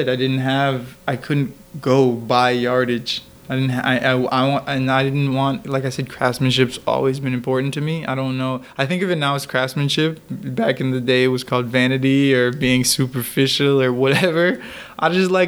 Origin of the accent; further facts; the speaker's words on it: Connecticut, United States; moved away as an adult; now in New York City, United States; We're in New York City. I'm from Connecticut